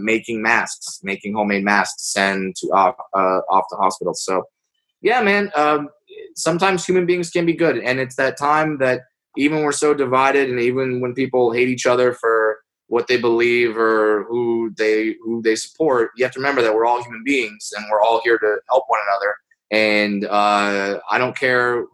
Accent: Southern California, United States; I grew up in Southern California.

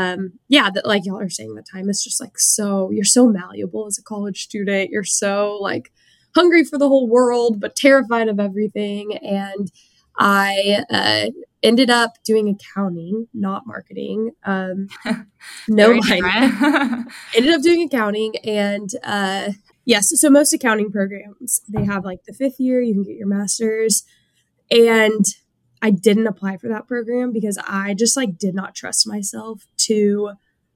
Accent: small town south of San Antonio, Texas, United States; I grew up in a really small town, south of San Antonio, like classic small town Texas, born and raised, have been in Texas my whole life

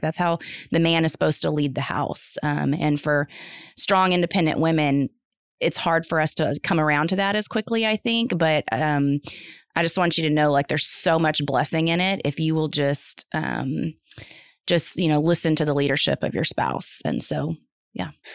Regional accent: North Texas, United States; also born or lived in Houston area; now in Houston, United States; I'm from the North Texas area. Um, grew up there

